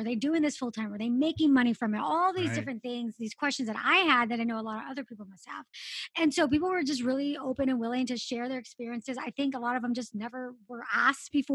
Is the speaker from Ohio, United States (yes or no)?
no; Los Angeles, California, United States; I grew up in Los Angeles